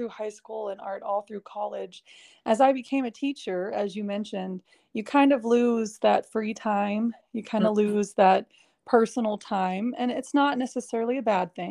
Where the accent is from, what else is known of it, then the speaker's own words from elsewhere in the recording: Dallas, Texas, United States; I am from Dallas, Texas. I'm actually a sixth generation Dallasite, so my whole family is here